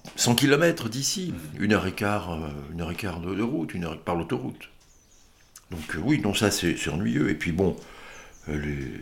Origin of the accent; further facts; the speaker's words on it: Peyzac-le-Moustier, Dordogne, Nouvelle-Aquitaine, France; J'ai connu ça enfant ici